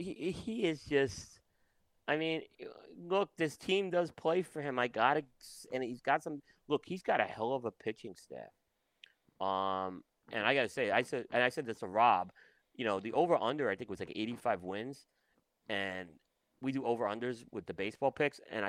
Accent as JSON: {"language": "English", "region": "New York", "country": "United States", "tie": "born or raised there", "said": "I grew up in New York"}